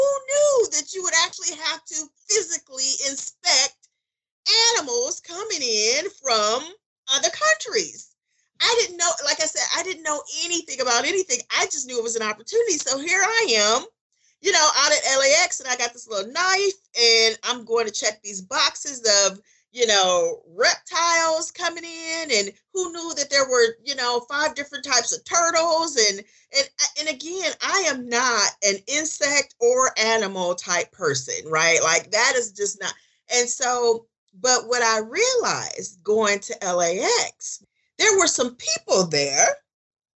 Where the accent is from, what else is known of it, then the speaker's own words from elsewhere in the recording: Detroit, Michigan, United States; moved away as an adult; here I am from Detroit